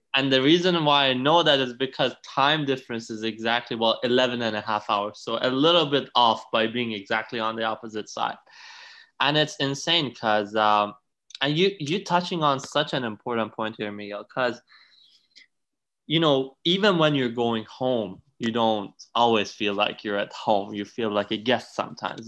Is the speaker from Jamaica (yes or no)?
no; Iran; also born or lived in Italy; now in Canada; I was born and raised in Iran in a pretty traditional family